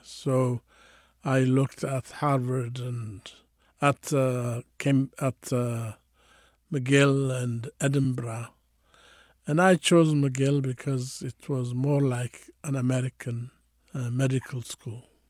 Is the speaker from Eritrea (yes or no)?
yes; Eritrea; moved away as an adult; also born or lived in Addis Ababa, Ethiopia / Canada; now in San Francisco, United States; I was born in Eritrea, and then, uh, I, I went to high school and college in Ethiopia, in Addis Ababa